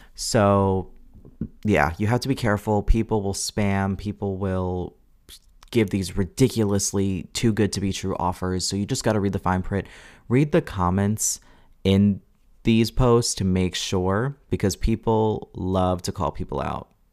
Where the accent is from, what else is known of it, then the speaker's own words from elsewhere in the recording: Long Island, New York, United States; also born or lived in Hudson Valley, New York; I'm from Long Island, Long Island filmmakers